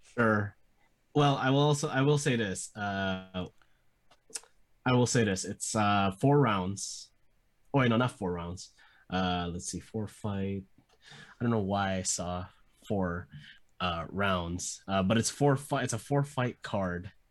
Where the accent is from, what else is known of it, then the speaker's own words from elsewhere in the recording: Philippines; I'm Filipino